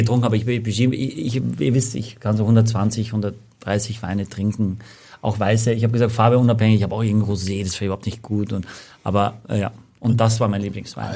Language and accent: German; Austria; accent: Austrian dialect; now in Germany; als Österreicher